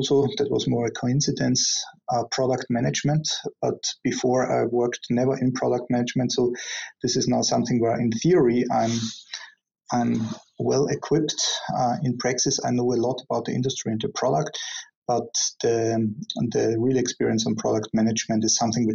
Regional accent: Austria; moved away; I'm originally from Austria

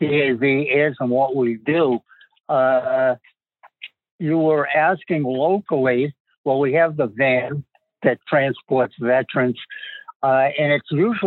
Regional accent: Massachusetts, United States; accent: Massachusetts; also born or lived in Southbridge, Massachusetts; now in Marshfield, United States; You can tell I'm from Massachusetts by my accent

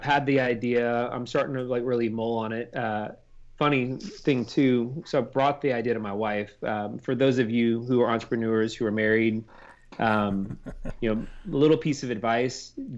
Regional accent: Houston, Texas, United States; now in Austin, United States; I'm from Houston originally

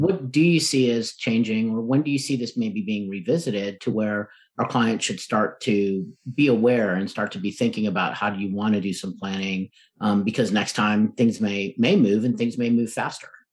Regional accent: Texas, United States; I am from Texas, not from up north like you are.

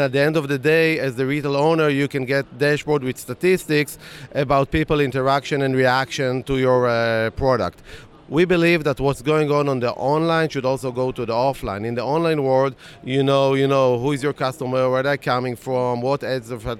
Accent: Tel Aviv, Tel Aviv District, Israel; we are from Tel Aviv, from Israel

